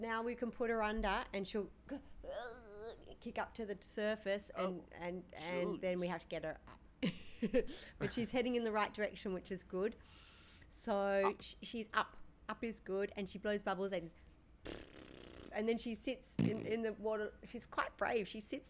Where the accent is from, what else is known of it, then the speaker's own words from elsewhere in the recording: Perth, Western Australia, Australia; born there; Perth, Western Australia. I was born in Perth. Yep.